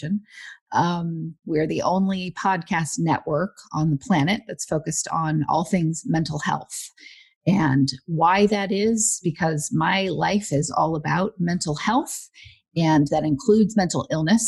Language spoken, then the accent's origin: English; Huntington Beach, California, United States; also born or lived in Westminster, California; I grew up in Westminster and Huntington Beach.